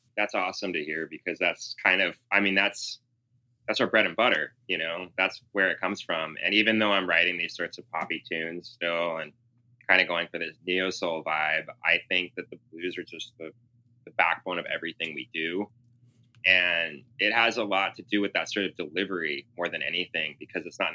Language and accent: English; Seattle, Washington, United States; also born or lived in Southern California; when I was growing up in Seattle